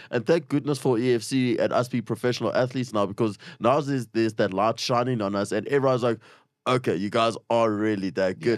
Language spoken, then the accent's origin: English; Springs, Gauteng, South Africa; shout out to Springs. I love it. It's my hometown